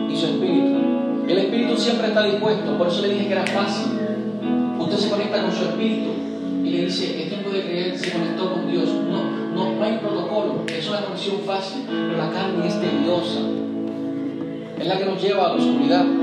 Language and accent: Spanish; Puerto Rico; regresamos porque nos dio la gana, como puertorriqueño.